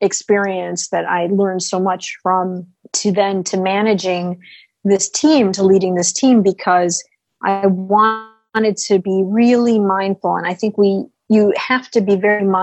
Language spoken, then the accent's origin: English; United States; as an American